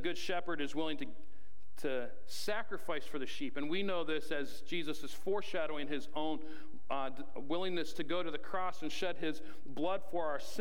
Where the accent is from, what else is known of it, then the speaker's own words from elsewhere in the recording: Ohio, United States; growing up in Ohio, when I think of green pastures, I think of really lush, green, tall grass